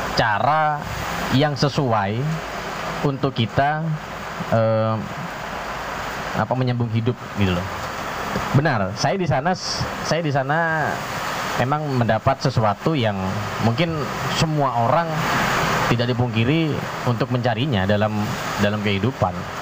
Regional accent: Jember, East Java, Indonesia; now in Trenggalek, Indonesia; asal usul saya dari Jember

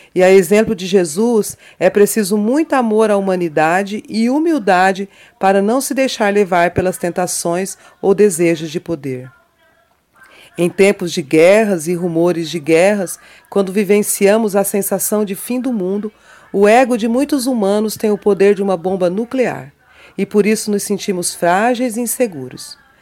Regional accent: Mato Grosso do Sul, Brazil; also born or lived in São Paulo / Dourados; Nascida em São Paulo, por acaso, mas criada em criada, educada e, e vivida em Mato Grosso do Sul, centro-oeste brasileiro

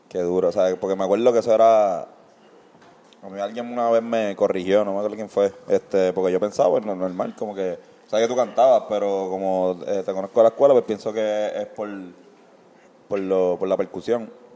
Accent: Puerto Rico; todas las personas que escuchamos reggae y somos puertorriqueños

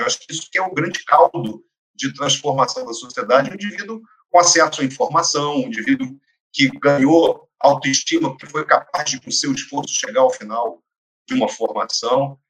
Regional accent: Niterói, Rio de Janeiro, Brazil; Eu sou nascido em Niterói, tive chance de estudar fora do país, etc. Mas sempre trabalhei em Niterói

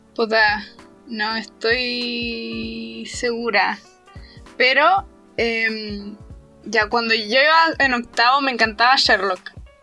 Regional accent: Chile; yo soy chilena, yo soy parte de ese grupo

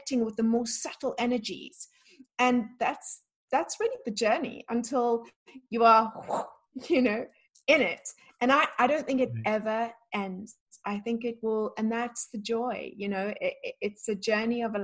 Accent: South Africa; also born or lived in London, United Kingdom; now in Florida, United States; the life that I had growing up in South Africa

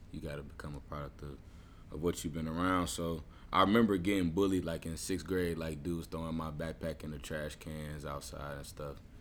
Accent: Little Rock, Arkansas, United States; I grew up in in Little Rock, Arkansas, uh, for most of my life

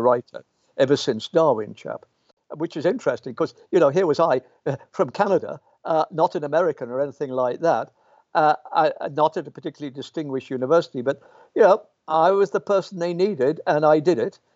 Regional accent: Birmingham, West Midlands, United Kingdom; moved away; also born or lived in Pontefract, West Yorkshire / York; I was born in the Midlands

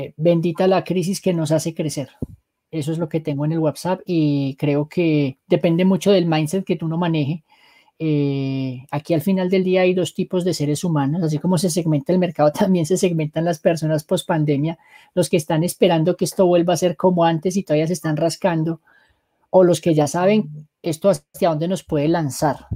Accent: Manizales, Caldas, Colombia; moved away as an adult; now in Bogotá, Colombia; yo soy de Manizales

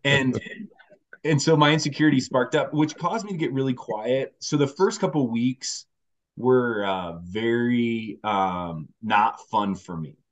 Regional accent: Indiana, United States; moved away as an adult; now in Denver, United States; I've been out in Denver now for ten years, so I'm from Indiana okay. originally

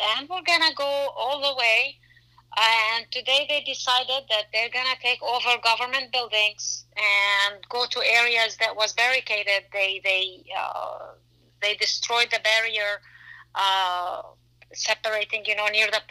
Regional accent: Lebanon; moved away; I grew up in Lebanon during the war.

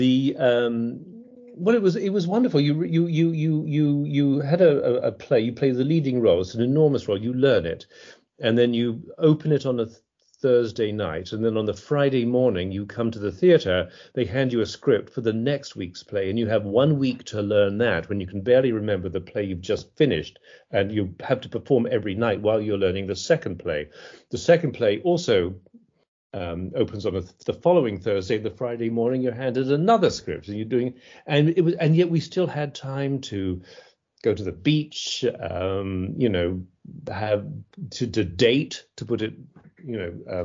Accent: Scotland, United Kingdom; moved away as an adult; also born or lived in London / Switzerland; now in United States; So they switched it to Scotland, where I spent the rest of my education

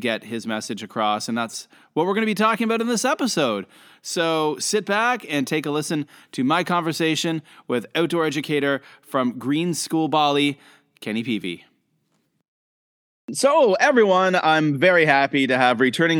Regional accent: Canada; now in Shenzhen, China; I'm a Canadian international school teacher, currently living in Shenzhen, China

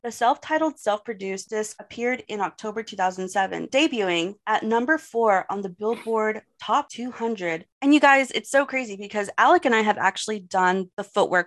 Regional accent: Texas, United States; I'm from Texas

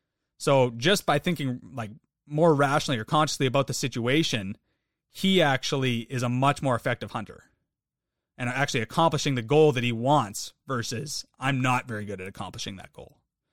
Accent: Canada; I'm Canadian.

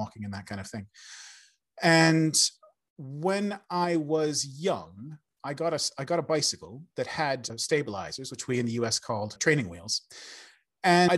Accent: Seattle, Washington, United States; moved away; I'm originally from America. I grew up in Seattle

